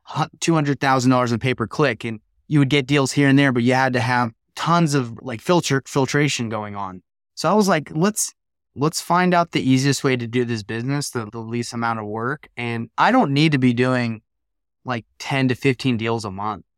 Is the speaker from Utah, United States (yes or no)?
yes; Salt Lake City, Utah, United States; I'm from Salt Lake City, Utah